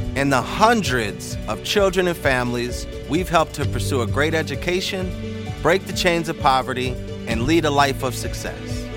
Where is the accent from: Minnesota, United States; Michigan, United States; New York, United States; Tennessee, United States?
Minnesota, United States; Minneapolis; I was born in Minneapolis in nineteen eighty-five. We called the Northside home at that time, eighteenth and Queen